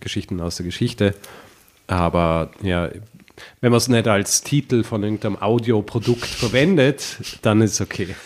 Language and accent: German; Vorarlberg, Austria; also born or lived in Graz; Aus Vorarlberg. Na, ursprünglich, richtig ursprünglich aus Graz, aber okay. Ah. äh, dann in Vorarlberg